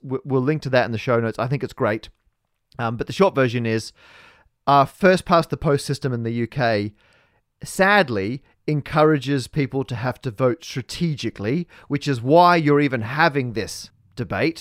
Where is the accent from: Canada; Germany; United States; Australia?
Australia; we're both Australian